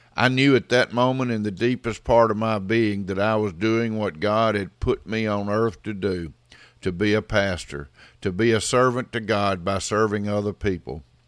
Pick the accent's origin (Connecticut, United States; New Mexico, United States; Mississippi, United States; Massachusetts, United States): Mississippi, United States; Meadville; the Baptist church in my hometown of Meadville, Mississippi